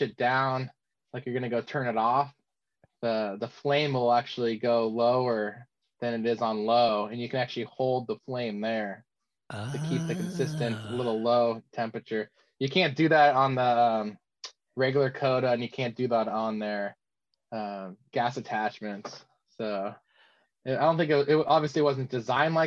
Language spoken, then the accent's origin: English; California, United States; growing up in California